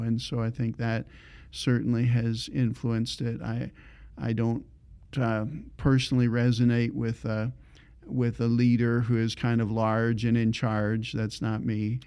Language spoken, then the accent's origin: English; Ontario, Canada; moved away as an adult; I grew up in Ontario